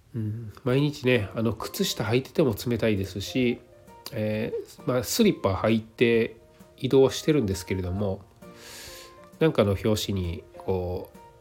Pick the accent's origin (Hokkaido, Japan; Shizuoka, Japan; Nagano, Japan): Nagano, Japan; now in Osaka, Japan; 私の実家はね長野県なのでそっちの方がよっぽど寒い